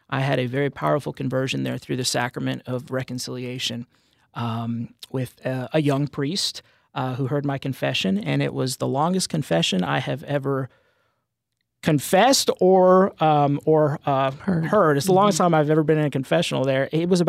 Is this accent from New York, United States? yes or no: no; Denver, Colorado, United States; I was born in Colorado. I was born in Denver on a nice blizzard evening, or early morning, rather. My folks are both from Texas, but they moved to Colorado soon after they were married. And I was born back in 87 and grew up there.